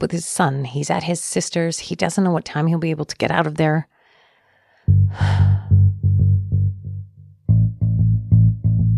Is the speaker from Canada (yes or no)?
yes; Canada; I am too Canadian